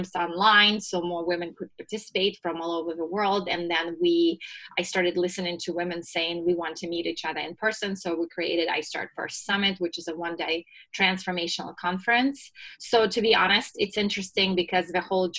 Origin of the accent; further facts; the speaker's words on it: Russia; moved away as an adult; now in United States; I was born and raised in Russia and moved to the US right before I turned 21.